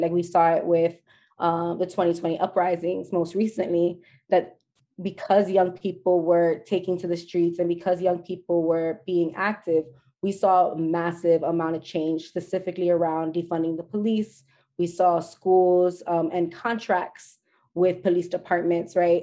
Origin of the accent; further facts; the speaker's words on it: New York City, New York, United States; I was born and raised in the South Bronx